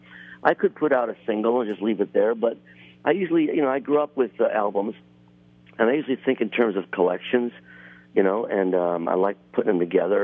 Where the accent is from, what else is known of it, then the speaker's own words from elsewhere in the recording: Buffalo, New York, United States; moved away; I grew up in Buffalo